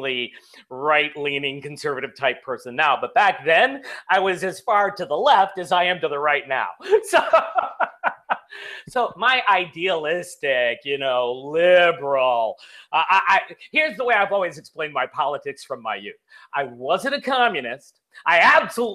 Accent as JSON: {"language": "English", "town": "Chicago", "region": "Illinois", "country": "United States", "said": "I'm from Chicago. I'm of Italian heritage."}